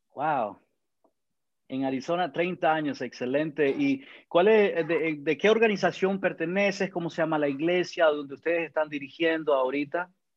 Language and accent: Spanish; Managua, Nicaragua; now in Georgia, United States; soy de Nicaragua, de Managua